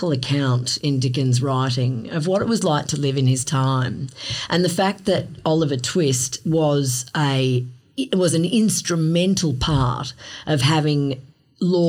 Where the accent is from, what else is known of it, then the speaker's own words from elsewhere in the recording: Melbourne, Victoria, Australia; I grew up in Melbourne